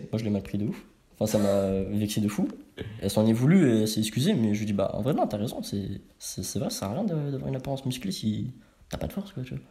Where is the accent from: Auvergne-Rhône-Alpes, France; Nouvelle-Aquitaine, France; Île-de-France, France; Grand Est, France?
Île-de-France, France; Savigny-le-Temple; Je viens de banlieue parisienne. Ok. Savigny-le-Temple